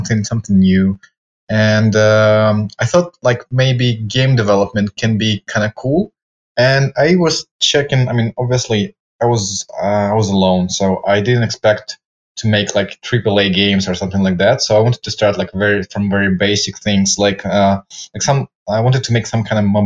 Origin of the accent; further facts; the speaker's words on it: Ukraine; now in Spain; I'm originally from Ukraine